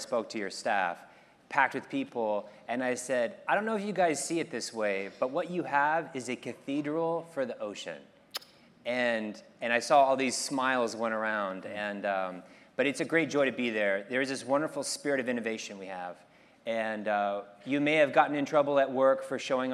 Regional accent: D.C., Virginia, United States; now in Pacific Grove, United States; I grew up in Virginia, outside Washington, D.C.

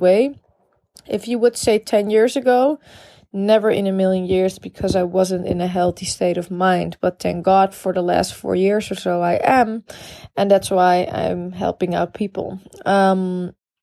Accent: Amsterdam, North Holland, Netherlands; I'm from the Netherlands. I'm from Amsterdam

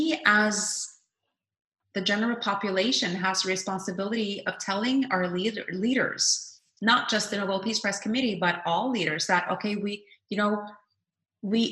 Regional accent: Norway; I was always very proud as a Norwegian citizen

